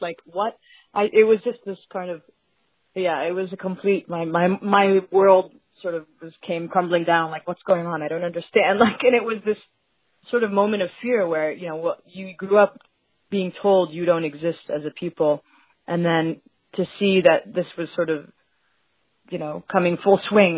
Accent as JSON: {"language": "English", "country": "Palestine", "moved": "yes", "lives_now": "United States", "said": "where are you from? And I say Palestine."}